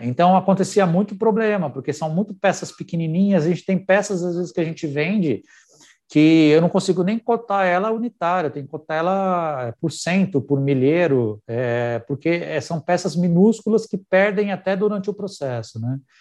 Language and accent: Portuguese; Brazil; A gente vive num país onde empreender é um desafio